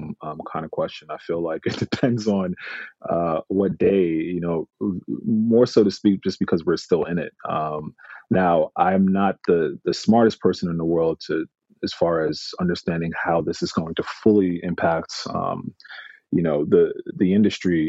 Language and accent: English; New York, United States; also born or lived in England; growing up in New York